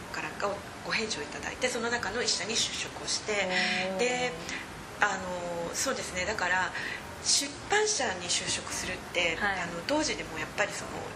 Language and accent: Japanese; Okayama, Japan; moved away as an adult; now in London, United Kingdom; 私岡山の出身なんですけれども岡山の女子大に行ったんですね